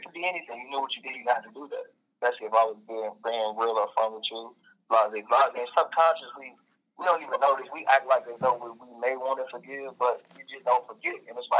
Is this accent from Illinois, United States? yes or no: yes; Chicago, Illinois, United States; also born or lived in London, England; I'm from Chicago. I was born in London, England.